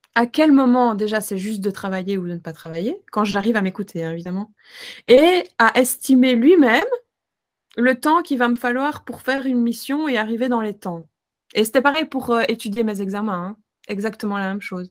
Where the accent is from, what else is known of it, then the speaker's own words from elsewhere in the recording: Belgium; chez nous en Belgique